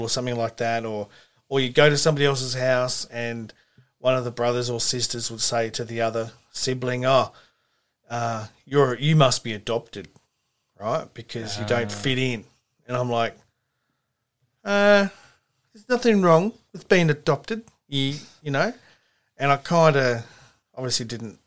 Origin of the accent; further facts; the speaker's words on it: Manly, New South Wales, Australia; I was born in Manly Hospital